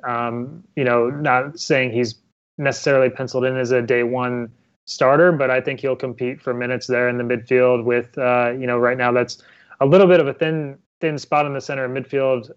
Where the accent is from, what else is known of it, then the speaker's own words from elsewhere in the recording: Ohio, United States; I'm actually from Ohio myself